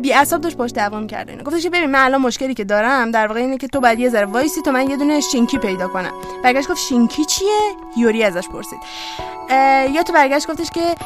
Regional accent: Iran; با همین نژاد به عنوان یک ایرانی زندگی کنم

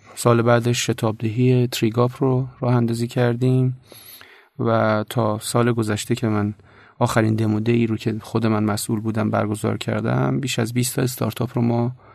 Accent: Tehran, Tehran Province, Iran; خلاصش میشه که بچه تهرانم جنوب شهر تهران

